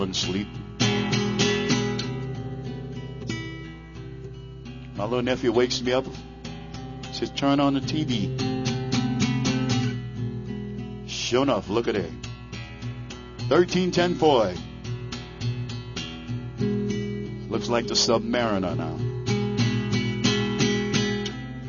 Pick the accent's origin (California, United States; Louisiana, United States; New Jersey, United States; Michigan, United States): Louisiana, United States; New Orleans; moved away; I was born and raised in the Crescent City, New Orleans, Louisiana